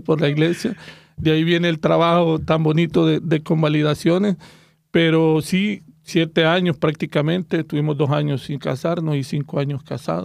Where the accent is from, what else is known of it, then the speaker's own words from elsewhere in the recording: El Salvador; soy del Salvador